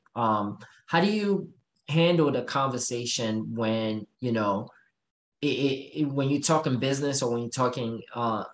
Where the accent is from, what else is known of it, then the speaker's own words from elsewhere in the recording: Haiti; moved away; I grew up in Haiti